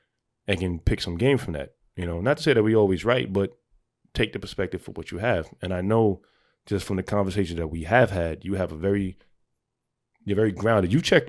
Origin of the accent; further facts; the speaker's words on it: New York City, New York, United States; I'm from the Bronx.